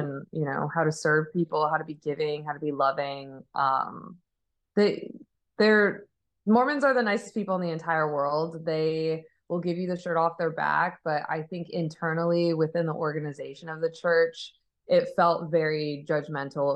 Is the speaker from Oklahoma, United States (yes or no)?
no; Arizona, United States; I grew up in Arizona